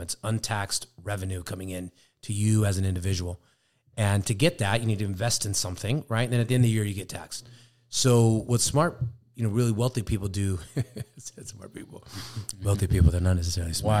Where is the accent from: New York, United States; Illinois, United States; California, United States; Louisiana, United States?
California, United States; Sacramento; we're both from Sacramento.